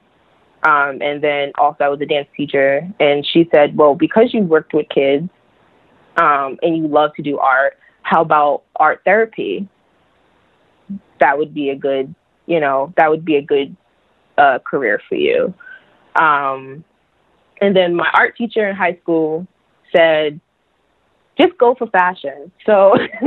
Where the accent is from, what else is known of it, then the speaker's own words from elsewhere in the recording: Massachusetts, United States; moved away as an adult; now in New York, United States; I'm from Massachusetts